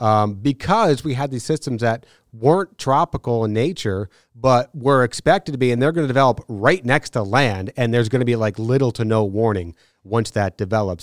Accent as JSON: {"language": "English", "region": "Northeast", "country": "United States", "tie": "born or raised there", "also_born_or_lived": "New Bern, North Carolina", "moved": "as an adult", "said": "growing up in the Northeast and going to school up in the Northeast"}